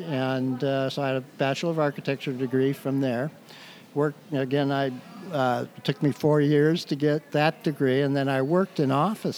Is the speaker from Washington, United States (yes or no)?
yes; Everett, Washington, United States; also born or lived in Salem, Massachusetts; now in Camano Island, United States; I grew up in Everett, Washington, so okay. I'm fairly local.